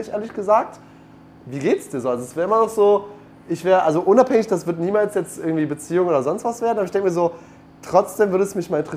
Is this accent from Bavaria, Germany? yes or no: no; Aachen, North Rhine-Westphalia, Germany; ich bin ja in Aachen groß geworden, das heißt alle meine Freundeskreise sind auch noch in Aachen.